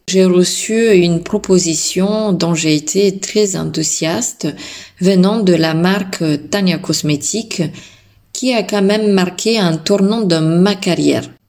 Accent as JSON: {"language": "French", "country": "Bulgaria", "moved": "yes", "lives_now": "France", "said": "À mes débuts en tant que prothésiste angulaire en France, mes influences créatives venaient de mon pays d'origine, la Bulgarie."}